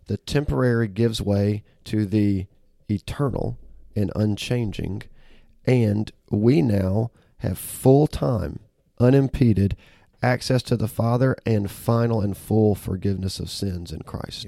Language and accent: English; Auburn, Alabama, United States; now in Memphis, United States; I was born and raised in Auburn, Alabama